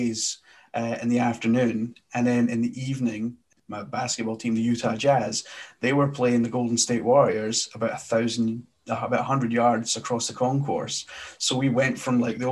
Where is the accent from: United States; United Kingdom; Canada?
United Kingdom; Glasgow, Scotland; accent: Scottish; now in Edinburgh, United Kingdom; I am originally from Glasgow, Scotland